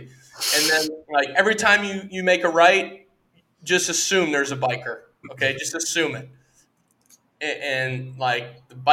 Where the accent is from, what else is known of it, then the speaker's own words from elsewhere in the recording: United States; moved away; as an American